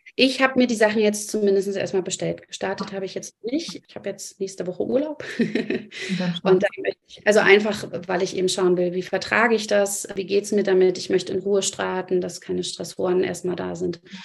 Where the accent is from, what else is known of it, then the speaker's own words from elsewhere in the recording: Germany; bei uns in Deutschland